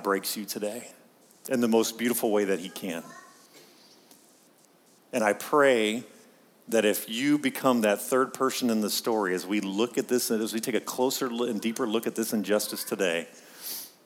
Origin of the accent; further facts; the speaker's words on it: Pittsburgh, Pennsylvania, United States; I'm from Pittsburgh